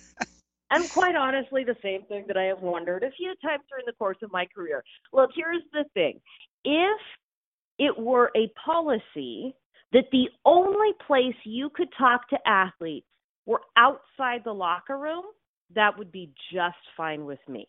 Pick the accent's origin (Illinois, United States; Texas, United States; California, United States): Texas, United States; Houston; now in Seattle, United States; I grew up in Houston